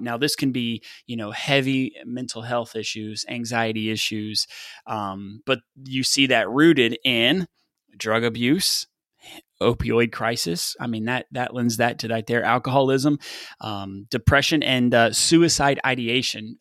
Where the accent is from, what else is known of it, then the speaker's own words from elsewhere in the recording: West Texas, United States; I grew up in West Texas playing football